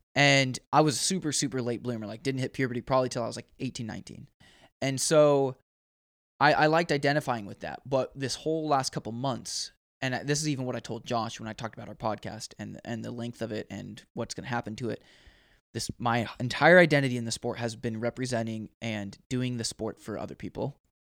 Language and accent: English; Oregon, United States; moved away; I'm from Oregon